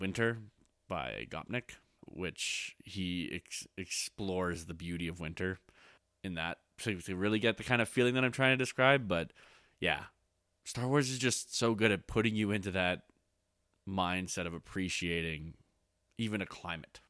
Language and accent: English; Canada; I'm Canadian.